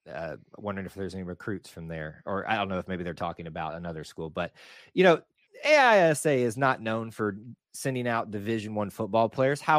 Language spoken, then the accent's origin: English; Atlanta, Georgia, United States; So I don't call myself being part of Atlanta, but I still just say I'm from Atlanta